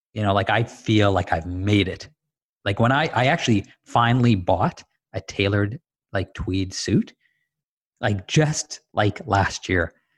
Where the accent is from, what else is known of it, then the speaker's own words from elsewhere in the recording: Dar es Salaam, Tanzania; also born or lived in Zanzibar; now in Canada; I grew up in Dar es Salaam, Tanzania, and my family's originally Zanzibari